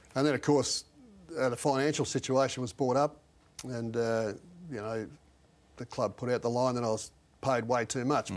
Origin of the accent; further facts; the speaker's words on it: Balranald, New South Wales, Australia; my hometown and Balranald